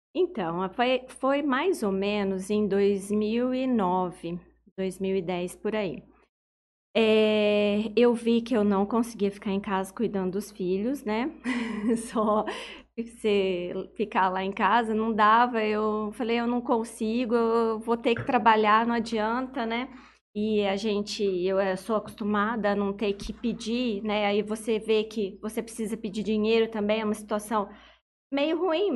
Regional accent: Urânia, São Paulo, Brazil; moved away; eu sou de Urânia e eu abri a minha primeira farmácia de manipulação lá em Urânia

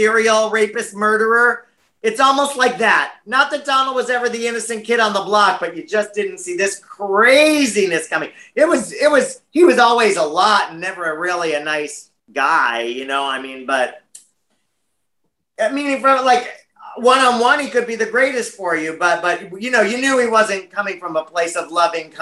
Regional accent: United States

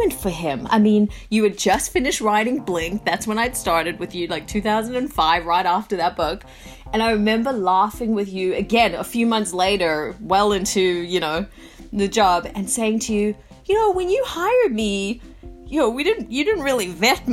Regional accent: South Africa; moved away; also born or lived in Australia; I was born in South Africa and then, you know, moved to Australia

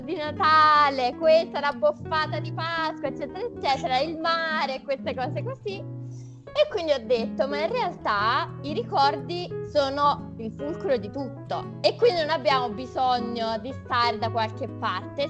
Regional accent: Naples, Campania, Italy; moved away as an adult; now in Turin, Italy; Io sono una fuorisede a Torino perché sono di Napoli

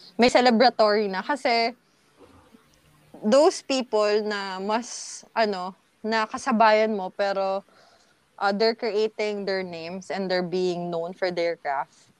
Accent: Laguna, Calabarzon, Philippines; na taga Laguna ako. Taga Laguna kami.

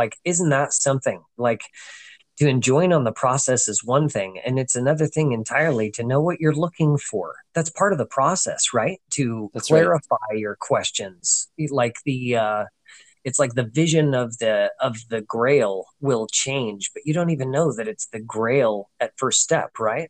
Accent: United States; as an American

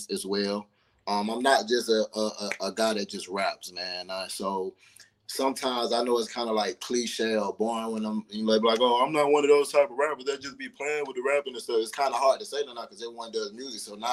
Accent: East Point, Georgia, United States; also born or lived in New Orleans, Louisiana; as far as East Point, as far as Atlanta, East Point to be exact, is where I grew up

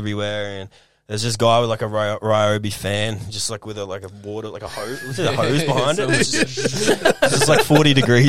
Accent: Sunshine Coast, Queensland, Australia; because I'm actually from the Sunshine Coast.

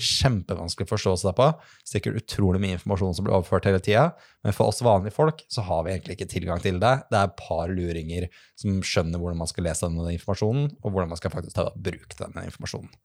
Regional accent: Lillestrøm, Akershus, Norway; Jeg er fra, er fra Lillestrøm

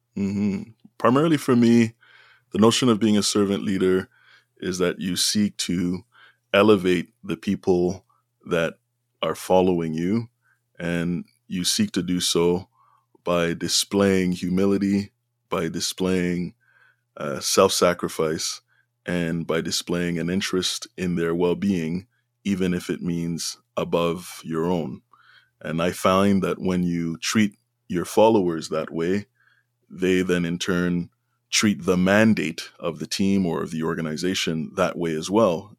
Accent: Montreal, Quebec, Canada; now in Ottawa, Canada; I was born and raised in Montreal, which is in Quebec, a francophone community

